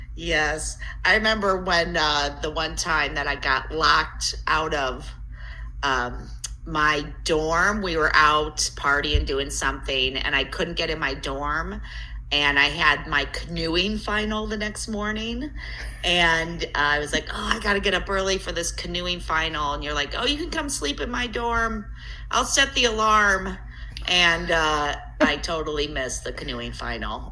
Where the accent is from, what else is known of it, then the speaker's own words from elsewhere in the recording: Elyria, Ohio, United States; I grew up on the uh, west side of Cleveland, Elyria.